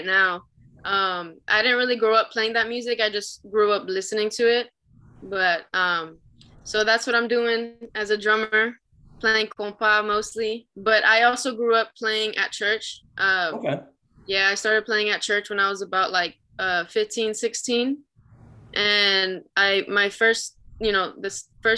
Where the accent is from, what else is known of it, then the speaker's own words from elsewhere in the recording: Miami, Florida, United States; now in San Antonio, United States; I'm from Miami, Florida, but now I live in San Antonio, Texas